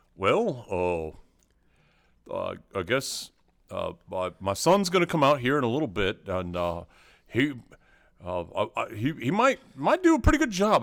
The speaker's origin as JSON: {"language": "English", "town": "Knoxville", "region": "Tennessee", "country": "United States", "tie": "born or raised there", "moved": "yes", "said": "I grew up in Knoxville, Tennessee"}